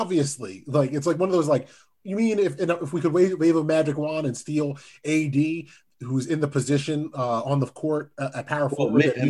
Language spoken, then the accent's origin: English; East Coast, United States; because I'm from the East Coast